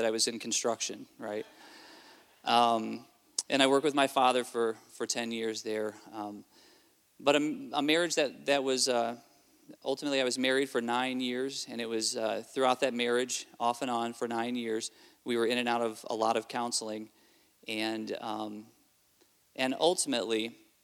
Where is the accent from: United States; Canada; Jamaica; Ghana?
United States; Southfield, Michigan; also born or lived in Kentucky, United States / Adelaide, South Australia, Australia; I grew up part of my life in Kentucky and the rest of my childhood in Michigan